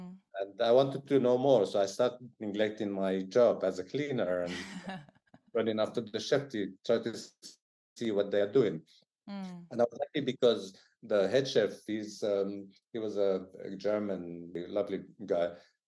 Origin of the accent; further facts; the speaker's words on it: Jerusalem, East Jerusalem, Palestine; English is a second language; moved away as an adult; also born or lived in Tel Aviv; now in London, United Kingdom; When I moved from Jerusalem to West Jerusalem, you know, I wasn't even 17. And Tel Aviv, I was like 20. I had to work on my language. So I had to learn very quickly Hebrew to be able to communicate with people.